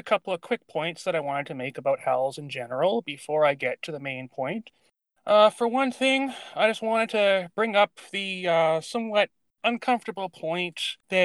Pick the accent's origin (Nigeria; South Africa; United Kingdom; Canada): Canada; also born or lived in Vancouver Island, British Columbia; I am Canadian. I live in British Columbia, the western part, on Vancouver Island.